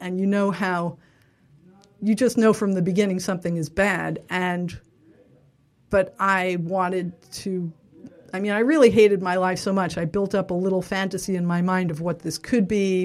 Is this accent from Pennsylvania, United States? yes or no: no; New York City, New York, United States; I grew up in Little Neck in Queens.